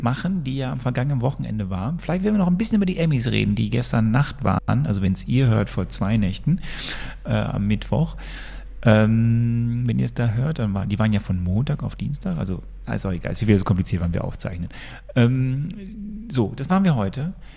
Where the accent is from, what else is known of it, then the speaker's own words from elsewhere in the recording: Sonsbeck, North Rhine-Westphalia, Germany; moved away; Aus meinem Heimatdorf, wo ich herkomme, Sonsbeck